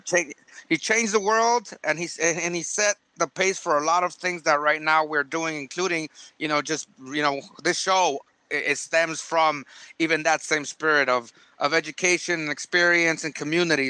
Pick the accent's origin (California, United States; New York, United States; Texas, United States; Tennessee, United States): California, United States; San Diego; we're from San Diego